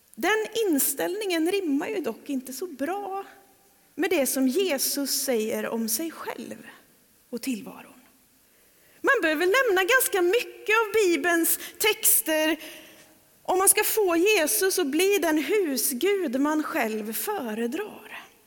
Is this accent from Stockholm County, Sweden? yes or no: no; Trollhättan, Västra Götaland, Sweden; now in Öckerö, Sweden; ska jag hem till Trollhättan och predika